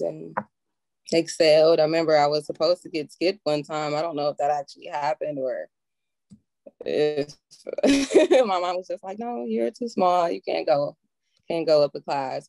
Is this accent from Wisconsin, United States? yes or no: yes; Milwaukee, Wisconsin, United States; Northside, baby, Milwaukee.